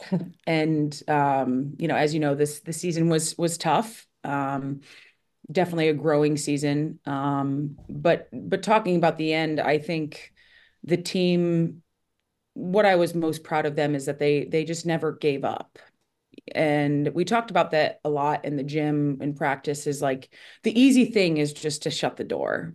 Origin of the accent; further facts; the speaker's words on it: Toledo, Ohio, United States; moved away as an adult; now in Connecticut, United States; growing up in Ohio was, I loved it